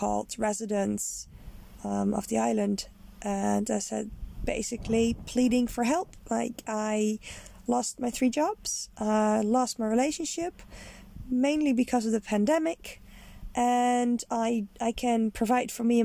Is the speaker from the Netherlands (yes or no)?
yes; Netherlands; moved away; I am Dutch. I'm originally from the Netherlands